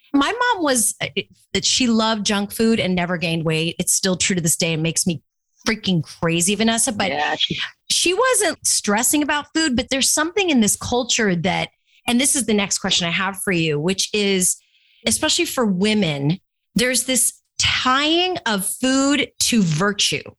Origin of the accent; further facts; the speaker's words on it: Orange County, California, United States; I grew up in Orange County, California